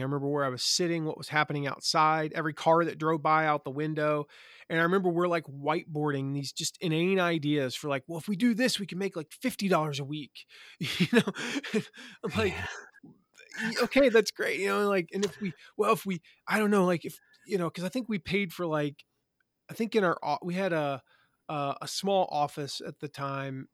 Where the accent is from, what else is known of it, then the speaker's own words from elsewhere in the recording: Eastern North Carolina, United States; moved away; I'm from Eastern North Carolina, so I, that's how we sound down there.